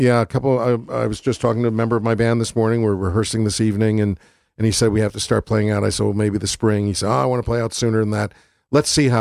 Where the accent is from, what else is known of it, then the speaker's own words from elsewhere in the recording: Waterbury, Connecticut, United States; also born or lived in Milford, Connecticut / New Haven, Connecticut; growing up in Waterbury and Milford and all those other places I've lived